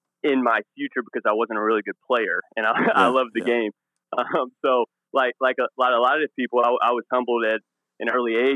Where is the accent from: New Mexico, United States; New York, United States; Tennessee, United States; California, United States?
Tennessee, United States; I'm from Tennessee